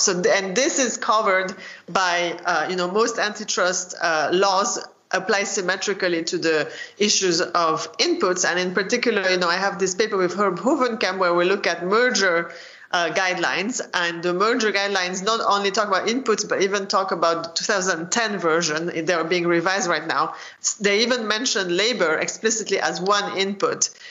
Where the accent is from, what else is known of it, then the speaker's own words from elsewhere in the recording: France; moved away as an adult; also born or lived in United Kingdom / Chicago, United States; I grew up in France